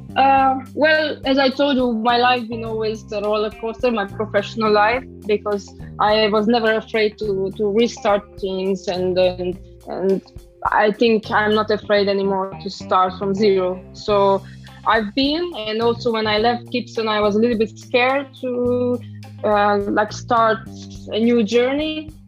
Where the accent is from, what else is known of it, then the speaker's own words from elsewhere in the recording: Transylvania, Romania; English is a second language; moved away as an adult; also born or lived in London, United Kingdom; now in Switzerland; I'm actually originally from Transylvania. Uh, I grew up there and I'm from a very small village in the mountainside